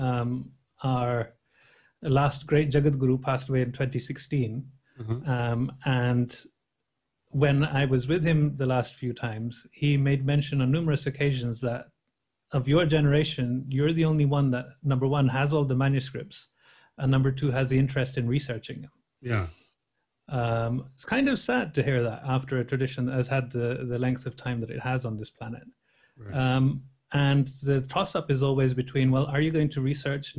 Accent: London, United Kingdom; I was born in London, and the community that I belong to are from the West Indies

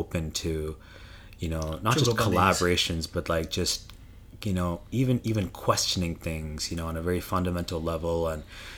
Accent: Ottawa, Ontario, Canada; when I grew up in Canada, in Ottawa, Canada, I learned from Janani Ganesh

